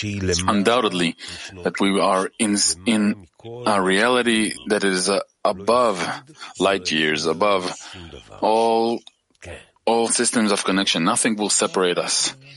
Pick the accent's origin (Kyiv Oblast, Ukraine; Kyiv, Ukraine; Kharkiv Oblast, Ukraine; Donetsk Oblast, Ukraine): Donetsk Oblast, Ukraine; Donetsk; now in Odesa, Ukraine; Hello from Odessa. Truly … I'm from Donetsk. But now I'm in Odessa